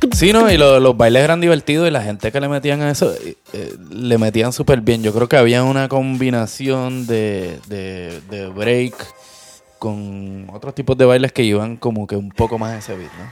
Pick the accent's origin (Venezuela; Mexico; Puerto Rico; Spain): Puerto Rico; creciendo en Puerto Rico, este, mediados de los 80